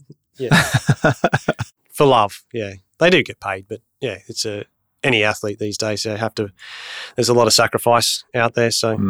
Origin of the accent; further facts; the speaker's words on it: Bundaberg, Queensland, Australia; also born or lived in Bunbury; I grew up in Bundaberg, born in Bunbury.